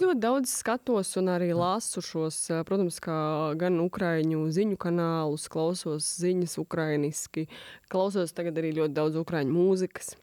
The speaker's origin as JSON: {"language": "Latvian", "country": "Latvia", "said": "es esmu latviete, ka es esmu no Latvijas"}